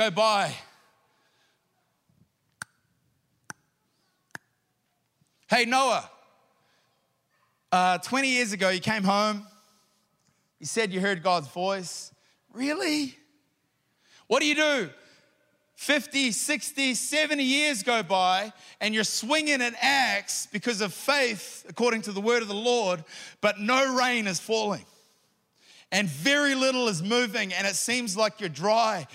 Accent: New Zealand; I'm a Kiwi

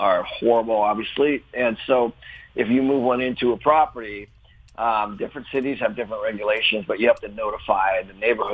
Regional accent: Seattle, Washington, United States; I grew up in Seattle

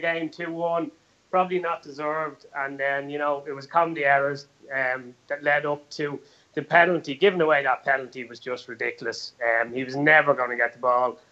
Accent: Ireland; us being Irish

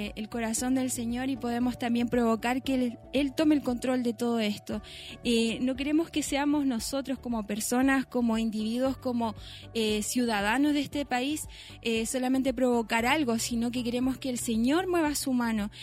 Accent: Chile; nosotros como, como chilenos

